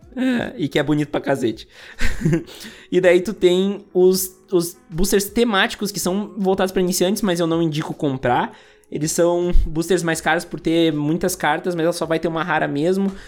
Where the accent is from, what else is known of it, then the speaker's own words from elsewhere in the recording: Rio Grande do Sul, Brazil; Eu sou do Rio Grande do Sul